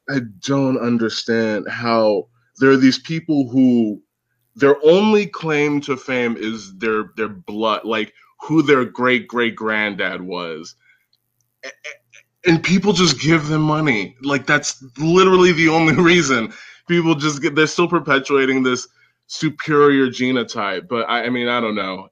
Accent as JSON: {"language": "English", "country": "United States", "said": "especially as an American"}